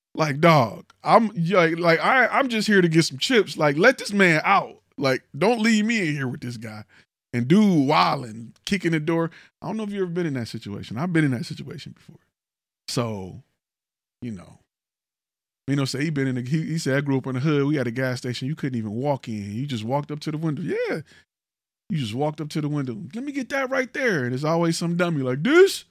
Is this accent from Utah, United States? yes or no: no; Detroit, Michigan, United States; now in Houston, United States; I'm from Detroit, right? In my neighborhood, we had a gun shop